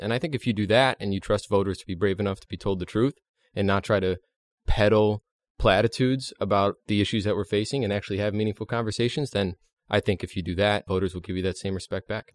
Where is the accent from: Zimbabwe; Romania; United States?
United States; Hershey, Pennsylvania; I'm from Hershey, Pennsylvania.